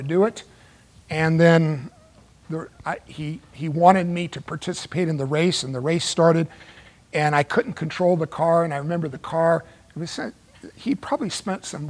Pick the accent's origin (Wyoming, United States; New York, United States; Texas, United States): Texas, United States; Dallas; moved away as an adult; now in Los Angeles, United States; when I was 20 years old, I moved back on my own from Dallas back here to the Los Angeles area